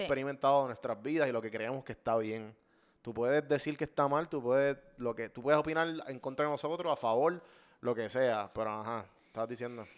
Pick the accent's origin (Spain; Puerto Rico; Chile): Puerto Rico